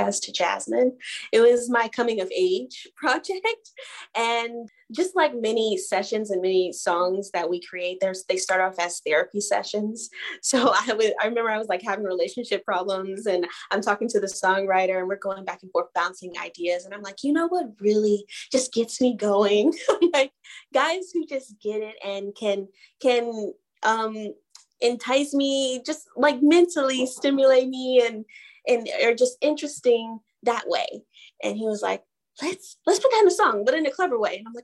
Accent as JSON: {"language": "English", "town": "Atlanta", "region": "Georgia", "country": "United States", "moved": "yes", "lives_now": "Los Angeles, United States", "said": "I'm from Atlanta"}